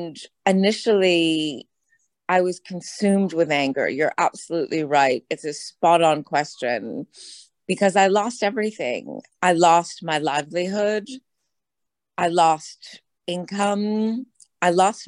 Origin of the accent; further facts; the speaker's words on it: United States; I am an American